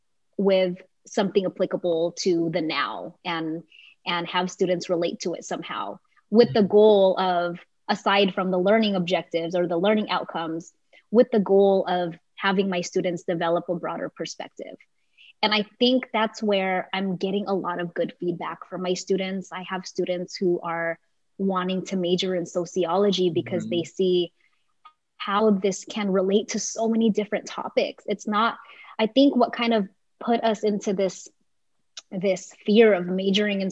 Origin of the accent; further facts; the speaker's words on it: Delano, California, United States; my experience growing up in Delano, I grew up with a single mom